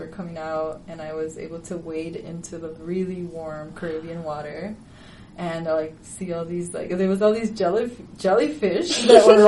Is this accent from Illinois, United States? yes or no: yes; Chicago, Illinois, United States; I grew up in Chicago, which has very long winters